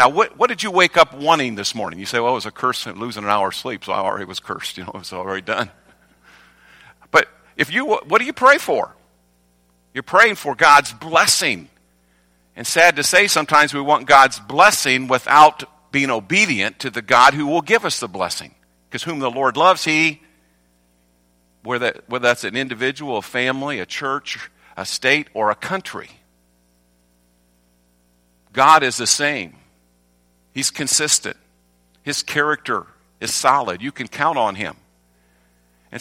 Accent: North Carolina, United States; I'm from North Carolina

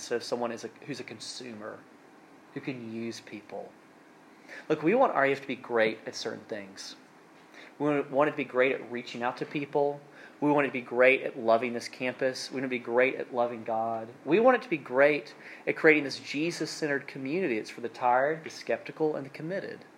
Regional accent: South Alabama, United States; now in North Carolina, United States; I'm from South Alabama, and we do things a little bit differently down there. And growing up, my family had like honeyland, farmland

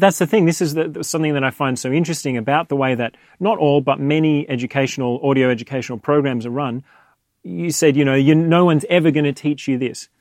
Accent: Australia; now in London, United Kingdom; I was born in Australia, raised there.

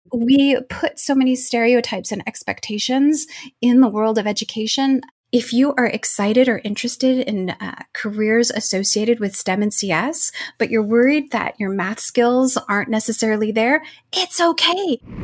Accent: Arizona, United States; moved away; growing up in Arizona, and majority of my family still lives there.

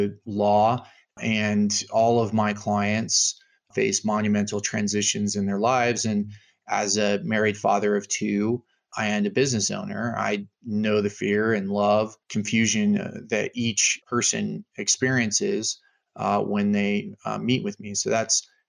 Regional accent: Longmont, Colorado, United States; Growing up in Longmont, Colorado

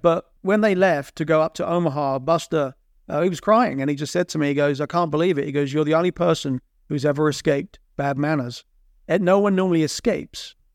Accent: Borehamwood, East of England, United Kingdom; moved away as an adult; also born or lived in Kansas City, United States; now in United States; my Boron Wood friends where I grew up in Boron Wood

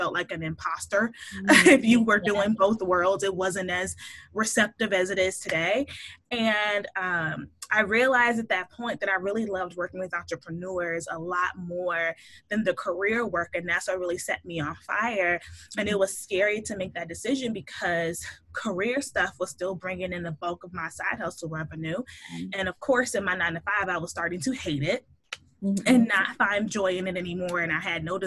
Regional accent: Chicago, Illinois, United States; moved away as an adult; now in Pittsburgh, United States; I'm originally from Chicago. So that's where I was born and raised

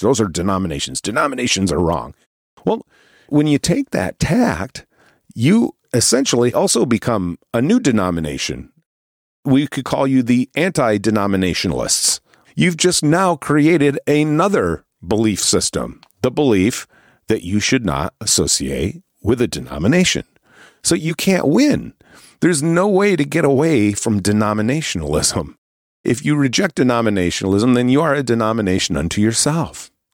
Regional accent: Northeast, United States; I'm from the Northeast

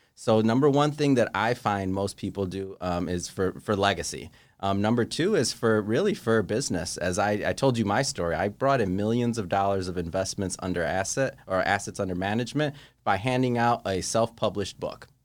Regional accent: Michigan, United States; now in Santa Monica, United States; I'm from Michigan

